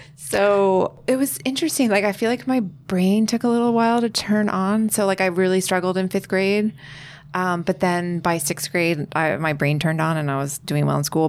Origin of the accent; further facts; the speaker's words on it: United States; I'm American